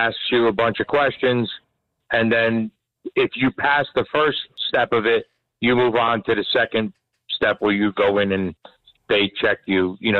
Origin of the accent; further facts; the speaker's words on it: New Jersey, United States; We're from Bergen County.